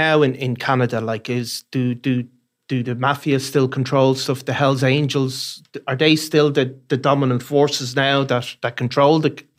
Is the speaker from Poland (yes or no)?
no; Ireland; for us in Ireland